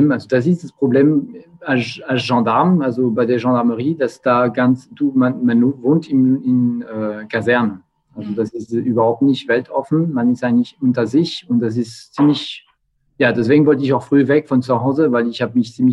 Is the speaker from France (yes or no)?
yes; Bourgogne-Franche-Comté, France; born there; German is a second language; ich bin in Burgund geboren. Also mhm. genau, mein, meine Eltern waren viel unterwegs schon. Das heißt, ich bin irgendwo geboren und bin ich äh, bis 15, bis ich 15 war, bin ich ständig umgezogen.